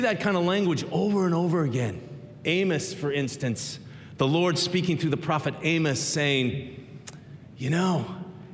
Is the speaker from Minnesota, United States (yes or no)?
yes; Minnesota, United States; I grew up in Minnesota, middle of seven kids